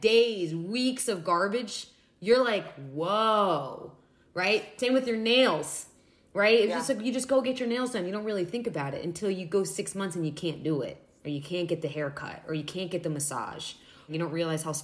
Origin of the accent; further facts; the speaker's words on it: Florida, United States; I grew up in Florida